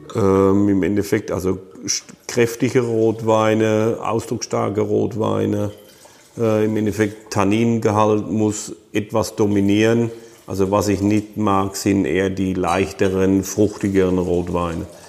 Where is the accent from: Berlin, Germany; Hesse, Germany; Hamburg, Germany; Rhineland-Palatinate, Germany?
Rhineland-Palatinate, Germany; bei uns in der Pfalz